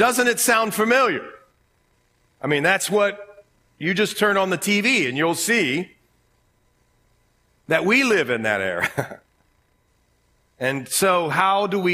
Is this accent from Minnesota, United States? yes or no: no; Ohio, United States; accent: Ohio; my Ohio accent